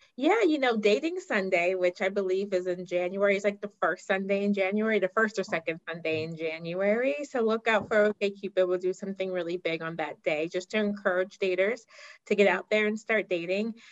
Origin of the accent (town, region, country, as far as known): Pittsburgh, Pennsylvania, United States; born or raised there; moved away; also born or lived in Ghana